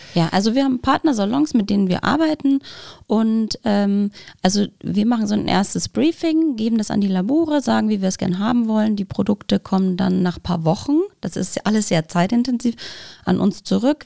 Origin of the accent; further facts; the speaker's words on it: Bavaria, Germany; moved away; Ich komme ursprünglich aus Bayern, deswegen meine Eltern sind leider nicht hier in der, in der Gegend